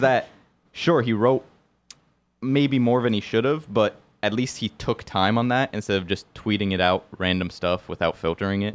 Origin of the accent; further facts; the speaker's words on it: Bergen County, New Jersey, United States; I went to Bergen Tech in Teterboro, Bergen